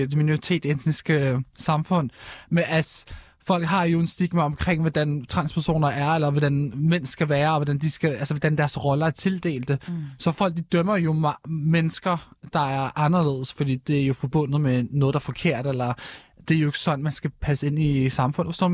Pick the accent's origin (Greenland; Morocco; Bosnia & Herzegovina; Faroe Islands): Morocco; vi er stolt marokkanere, vi er stolt muslimer. Altså, vores venner, det er minoritet etniske personer